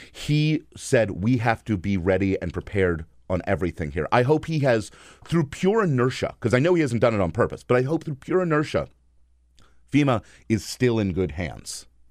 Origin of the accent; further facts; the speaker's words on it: East Coast, United States; also born or lived in Bryan-College Station, Texas / Washington, D.C.; I moved to the East Coast when I was three